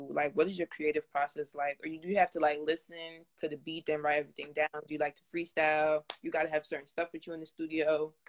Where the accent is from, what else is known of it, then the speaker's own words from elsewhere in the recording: New Jersey, United States; also born or lived in Los Angeles; because I'm from Jersey and I was spending some time in LA up until Corona, then I had to leave